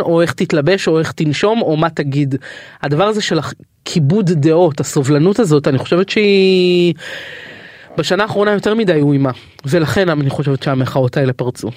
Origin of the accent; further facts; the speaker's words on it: Tel Aviv, Tel Aviv District, Israel; גדלתי בשכונת התקווה